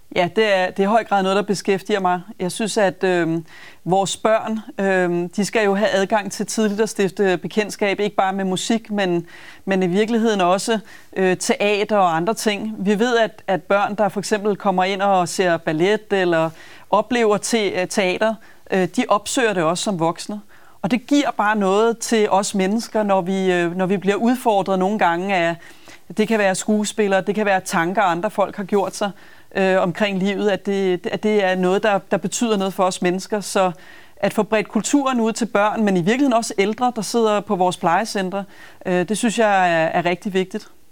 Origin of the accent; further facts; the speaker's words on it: Copenhagen, Capital Region of Denmark, Denmark; jeg er københavner og brænder for København